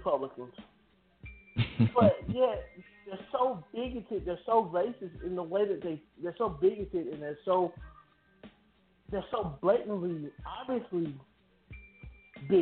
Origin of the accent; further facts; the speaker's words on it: United States; I was born here in America.